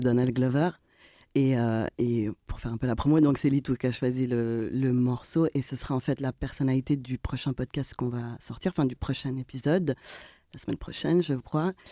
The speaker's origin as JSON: {"language": "French", "region": "Geneva", "country": "Switzerland", "said": "on est des trentenaires avec d'origines diverses et variées, mais surtout le point commun, c'est que on est de Genève"}